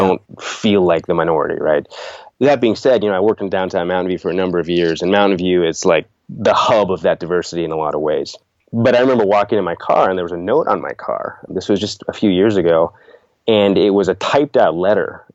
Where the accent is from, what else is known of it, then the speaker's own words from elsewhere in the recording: Sunnyvale, California, United States; also born or lived in India / Middle East; moved here to Sunnyvale, California when I was three years old, so most of my life has been here in the States